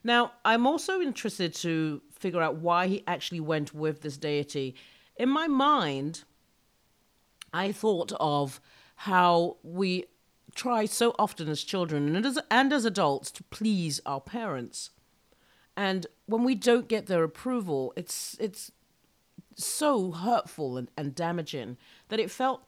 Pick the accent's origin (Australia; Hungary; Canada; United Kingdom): United Kingdom; I'm so British